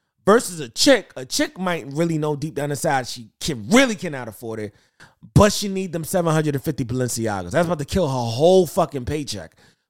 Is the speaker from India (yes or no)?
no; Jamaica; I'm really Jamaican and I got like 89 jobs.